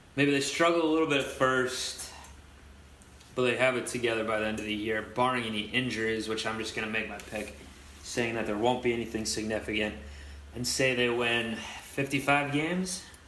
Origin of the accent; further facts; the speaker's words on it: Cleveland, Ohio, United States; now in New York, United States; my hometown, like where I'm from, is Cleveland, obviously, but I've lived out here in New York